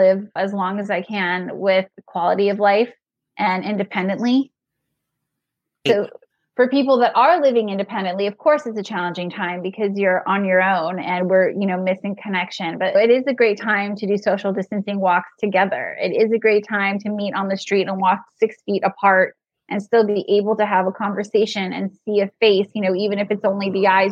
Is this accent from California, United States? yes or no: yes; California, United States; moved away as an adult; also born or lived in Manhattan; now in New York, United States; I was born and raised in California and I practiced there for 5 years before I moved to Manhattan